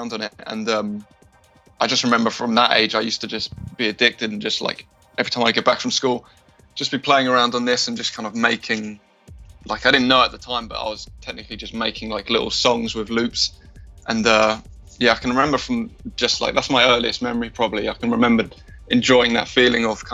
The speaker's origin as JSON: {"language": "English", "town": "Brighton", "region": "South East England", "country": "United Kingdom", "said": "I'm from Brighton."}